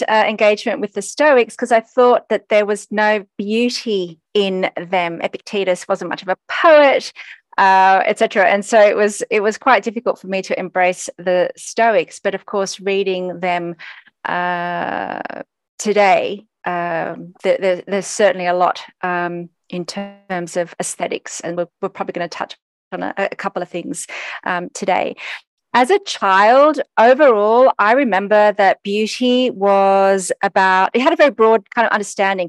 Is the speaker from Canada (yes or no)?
no; Australia; I was a Greek kid growing up in Australia